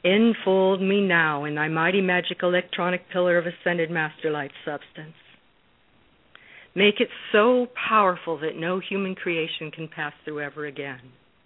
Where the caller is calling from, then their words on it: Newport Beach, California, United States; I'm calling from Newport Beach, California.